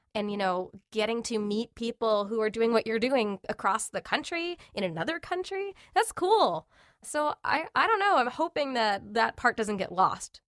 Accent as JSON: {"language": "English", "area": "Long Island", "region": "New York", "country": "United States", "tie": "born or raised there", "said": "I grew up, uh, in a little town on Long Island"}